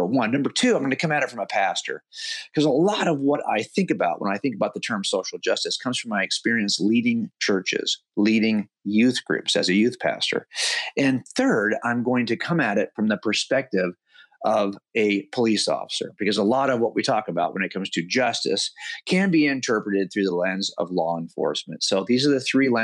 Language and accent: English; United States; as I was a kid growing up in America